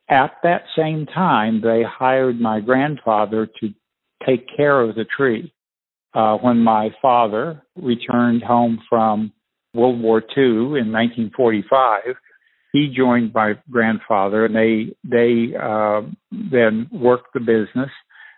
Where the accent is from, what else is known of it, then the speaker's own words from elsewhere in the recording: Peoria, Illinois, United States; I was born in Peoria, Illinois.